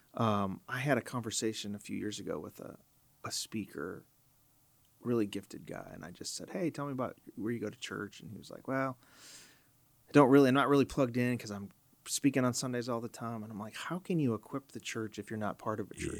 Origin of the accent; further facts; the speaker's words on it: Chicago, Illinois, United States; I grew up in Chicago, so I listened to Moody Radio